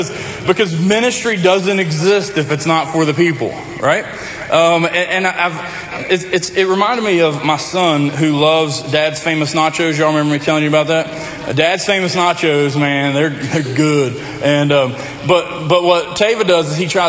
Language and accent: English; Lincoln County, Appalachia, United States; I grew up in Lincoln County, redneck, Appalachia, country is all get out.